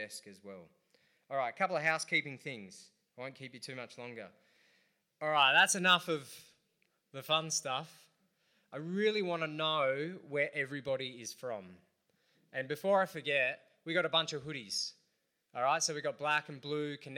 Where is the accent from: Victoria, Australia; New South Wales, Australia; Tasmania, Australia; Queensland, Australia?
New South Wales, Australia; Central Coast; also born or lived in Adelaide; I'm from the Central Coast